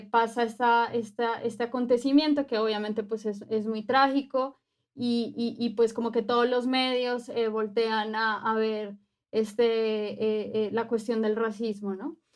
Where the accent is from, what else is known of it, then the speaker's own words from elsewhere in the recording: Colombia; also born or lived in Mexico; now in Mexico City, Mexico; actualmente estoy viviendo aquí en, la Ciudad de México. Soy eh, colombiana, pero también soy mexicana. soy una mujer afrodescendiente.